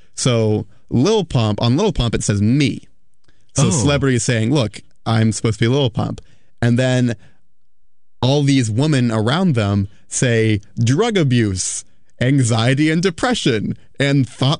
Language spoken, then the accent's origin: English; Florida, United States; My home state.